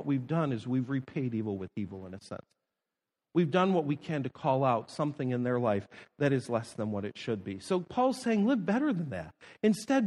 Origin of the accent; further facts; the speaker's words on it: Niagara Falls, New York, United States; moved away; I live several miles away growing up from Love Canal.